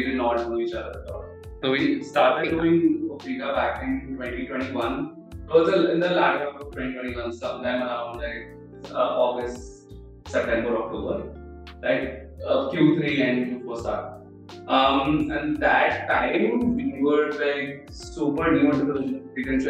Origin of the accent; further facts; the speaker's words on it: Delhi, India; Yeah, so in my case, honestly, I did not know much about sustainability, right?